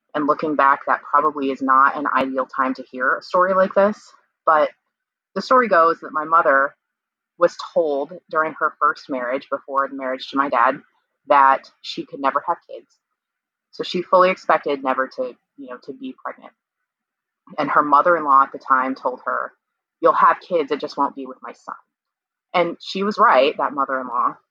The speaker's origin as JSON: {"language": "English", "region": "Kansas", "country": "United States", "said": "I'm from Kansas and I was born in 1980"}